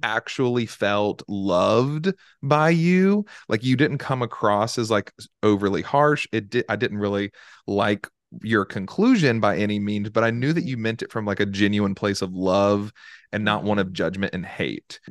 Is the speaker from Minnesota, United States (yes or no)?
no; Charlotte, North Carolina, United States; moved away as an adult; also born or lived in Virginia; I'm from Charlotte, North Carolina